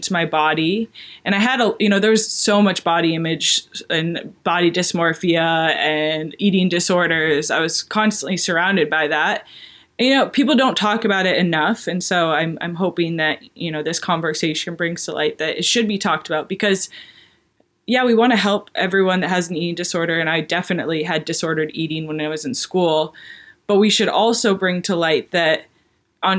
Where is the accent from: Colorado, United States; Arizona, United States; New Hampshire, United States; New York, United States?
New Hampshire, United States; moved away as an adult; also born or lived in Durham, North Carolina; I'm from a really small town in New Hampshire.